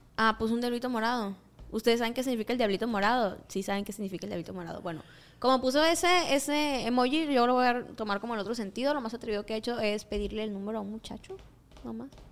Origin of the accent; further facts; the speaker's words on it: Mexico; mis tierras natales.